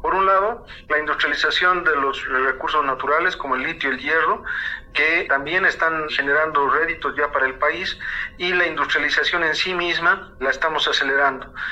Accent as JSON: {"language": "Spanish", "country": "Bolivia", "said": "ya lo estamos alcanzando como bolivianos"}